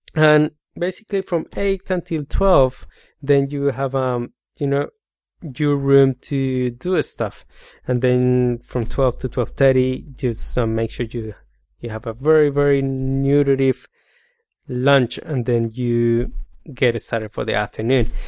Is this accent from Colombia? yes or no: yes; Colombia; accent: Spanish; English is a second language; moved away as an adult; now in Australia; I come from Colombia. I migrated to Australia seven years ago